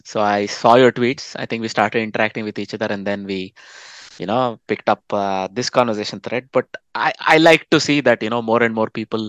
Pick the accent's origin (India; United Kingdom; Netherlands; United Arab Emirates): India; moved away; I bring the Indian perspective as an Indian expat.